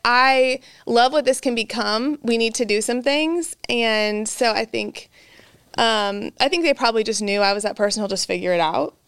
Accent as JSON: {"language": "English", "region": "central Illinois", "country": "United States", "tie": "born or raised there", "moved": "yes", "lives_now": "Texas, United States", "said": "I'm from Illinois. Um, I'm a Texas transplant, so I'm here for life now. But from, uh, Illinois, a small town in central Illinois"}